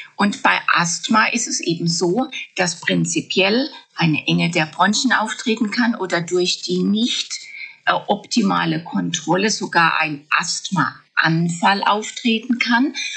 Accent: Germany; bei uns in Deutschland

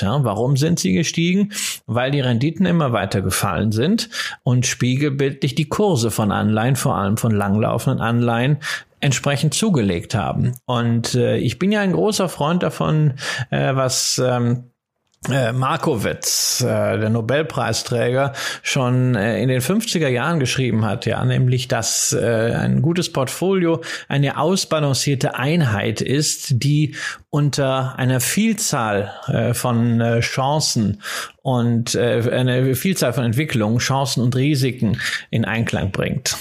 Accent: Rhineland, Germany; ich bin ja Rheinländer äh, ähm, von der familiären Prägung her

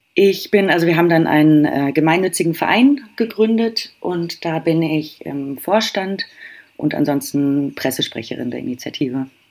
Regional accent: Germany; Bei uns in Deutschland

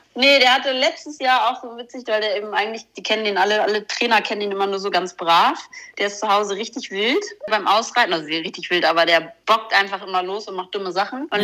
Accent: near Flensburg, Schleswig-Holstein, Germany; ich bin ja bei Flensburg oben groß geworden

